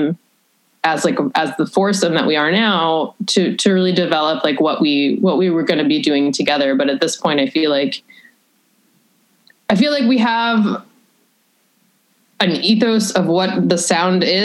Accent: Berkshire County, Massachusetts, United States; now in Chicago, United States; I'm from Berkshire County, and the arts is one thing that is pretty valued over there, which I think is good in a very small kind of like podunk Massachusetts area.

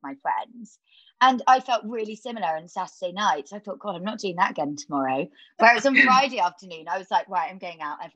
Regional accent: Devon, South West England, United Kingdom; I know about growing up in Devon

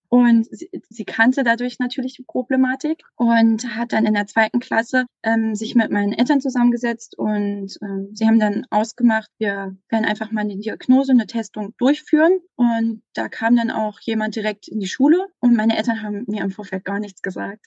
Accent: Saxony-Anhalt, Germany; moved away; ich komme ursprünglich aus Sachsen-Anhalt und bin dann an eine Sekundarschule gegangen

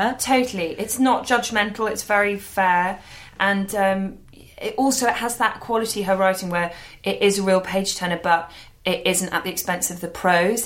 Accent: London, United Kingdom; We were both too kids growing up in London

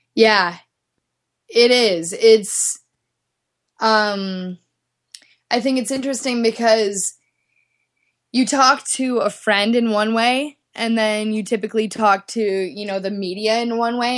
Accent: Midwest, United States; moved away as an adult; also born or lived in Minneapolis / Dallas, Texas; now in Salt Lake City, United States; I grew up in the Midwest ski racing

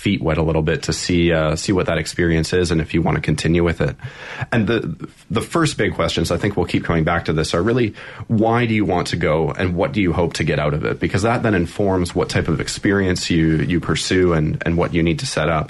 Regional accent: Canada; moved away as an adult; I'm originally from Canada, but I've been living mostly abroad for the past 7 or 8 years, moving around

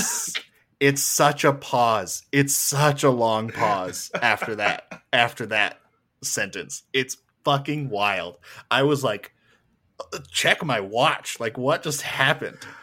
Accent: Canada; I'm just a fucking Canadian with a microphone

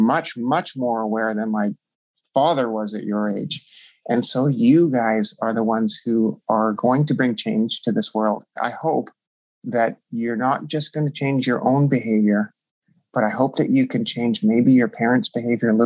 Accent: Canada; I'm Canadian

